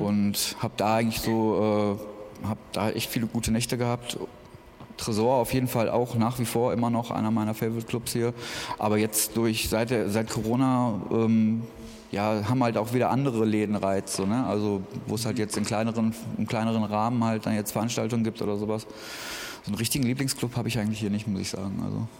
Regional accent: Essen, North Rhine-Westphalia, Germany; moved away as an adult; now in Berlin, Germany; ich komme eigentlich aus Essen, aus NRW mhm. und bin vor zwei Jahren hergezogen.

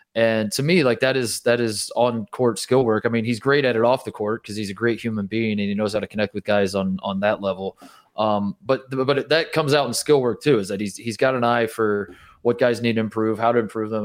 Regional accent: Indiana, United States; I grew up in Indiana.

